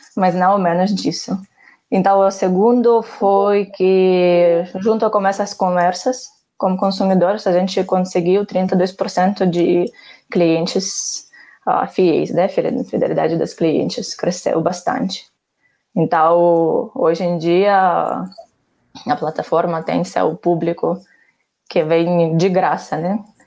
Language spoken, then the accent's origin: Portuguese; Ukraine; Portuguese is a second language; moved away as an adult; also born or lived in Barcelona, Spain; now in Brazil; sou ucraniana. Uh, aqui estou no Brasil há quase sete anos. Por isso, não julga-me muito forte pelo meu sotaque.